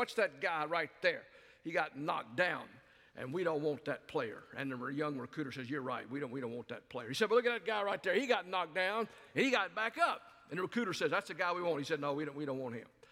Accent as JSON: {"language": "English", "region": "the South", "country": "United States", "tie": "born or raised there", "also_born_or_lived": "Albuquerque, New Mexico / Dallas, Texas / South Carolina", "moved": "as an adult", "said": "I grew up in the South"}